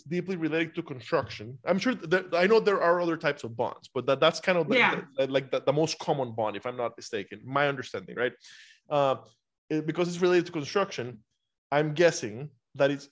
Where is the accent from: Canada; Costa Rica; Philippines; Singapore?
Costa Rica; now in United States; I'm from Costa Rica originally.